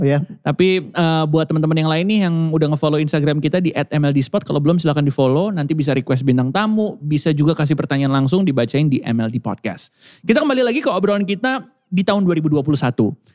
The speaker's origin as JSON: {"language": "Indonesian", "region": "Jakarta", "country": "Indonesia", "tie": "born or raised there", "said": "saya lahir di Jakarta Barat"}